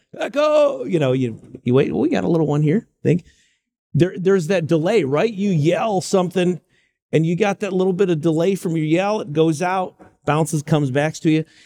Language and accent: English; Greenville, South Carolina, United States; moved away as an adult; also born or lived in New York / Silicon Valley, California; now in Charlotte, United States; I was born in New York. I referenced my grandmother, Buffalo. But I grew up in Greenville, South Carolina